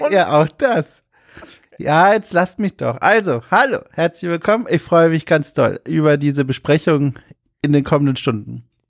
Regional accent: Hamburg, Germany; das Getränk meiner Heimat, äh, also Hamburg

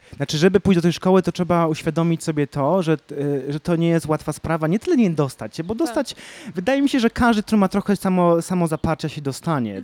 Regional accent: Kraków, Lesser Poland, Poland; pochodzę z Krakowa

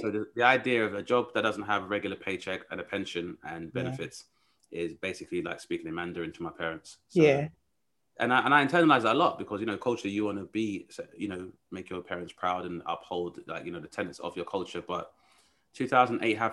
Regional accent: London, United Kingdom; also born or lived in West Yorkshire; I grew up in Southeast London

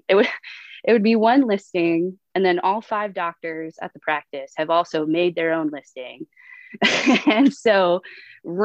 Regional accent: upstate New York, United States; moved away as an adult; now in San Diego, United States; Grew up in upstate New York

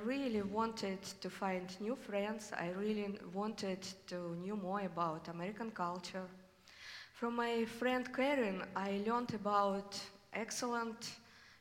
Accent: Vyshinskaya, southern Russia, Russia; English is a second language; moved away as an adult; now in Portland, United States; I was born in Vyshinskaya. It is a small but beautiful village in the south part of Russia, close to the Ukrainian border. I grew up in a family

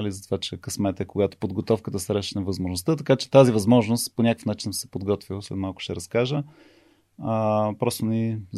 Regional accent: Sofia, Sofia City, Bulgaria; born there; майка ми и баща ми, които аз съм роден в София и живея, майка ми е от Трявна

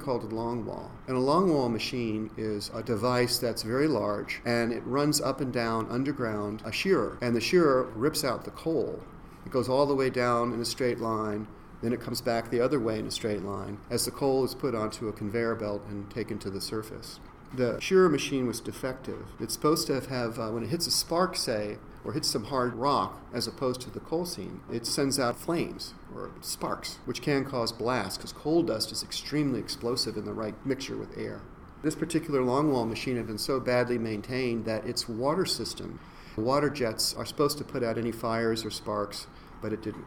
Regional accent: West Virginia, United States; moved away; I grew up partly in West Virginia

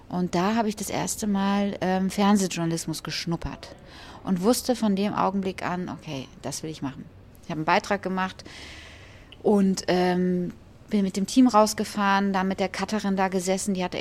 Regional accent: Düsseldorf, North Rhine-Westphalia, Germany; also born or lived in Hesse; ich bin in Düsseldorf groß geworden bin aber eigentlich gebürtige Hessin. Ja? was man jetzt gar nicht mehr hört. Aber ähm, ich bin in Hessen geboren, bin aber dann relativ schnell mit meiner Mutter nach Düsseldorf gezogen.

